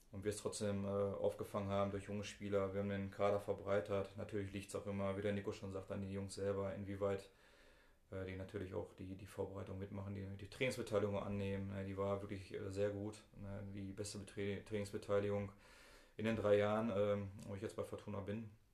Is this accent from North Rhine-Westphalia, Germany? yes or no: yes; Bottrop, North Rhine-Westphalia, Germany; Ich bin im Eigen aufgewachsen